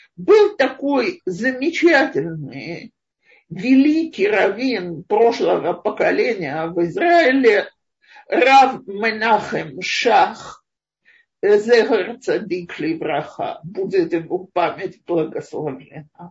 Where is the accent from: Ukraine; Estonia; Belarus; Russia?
Russia; moved away as an adult; now in Israel; Мой муж израильтянин, я из России